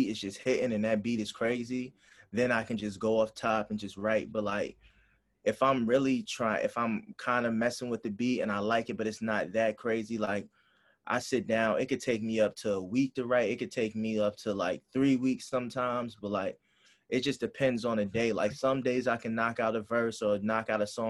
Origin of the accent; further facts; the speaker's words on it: Hampton, Virginia, United States; I'm from Hampton, Virginia